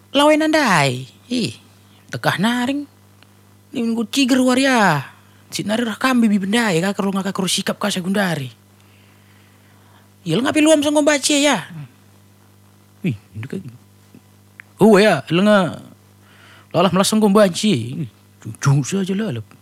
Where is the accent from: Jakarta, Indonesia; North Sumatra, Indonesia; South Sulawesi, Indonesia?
North Sumatra, Indonesia; karena aku juga orang Karo